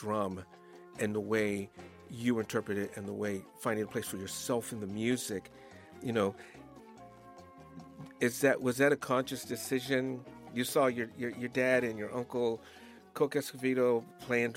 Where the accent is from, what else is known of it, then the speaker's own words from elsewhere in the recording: California, United States; we were growing up in California, learning how to play congas and stuff.